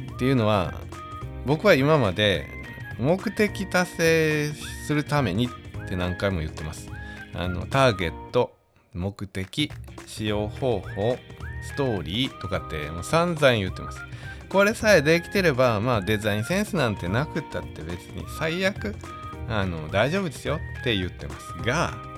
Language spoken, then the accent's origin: Japanese; Wakayama, Japan; 僕も和歌山